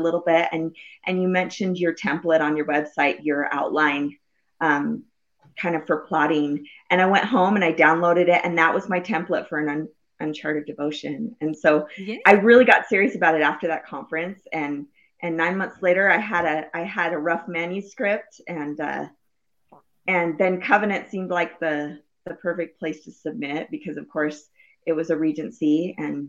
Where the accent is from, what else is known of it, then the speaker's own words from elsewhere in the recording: Utah, United States; I grew up in Utah